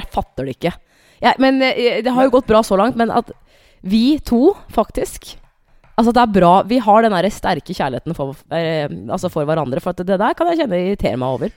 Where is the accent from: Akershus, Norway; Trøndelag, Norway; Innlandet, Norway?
Innlandet, Norway; Hamar; moved away; jeg har vært hjemme på Hamar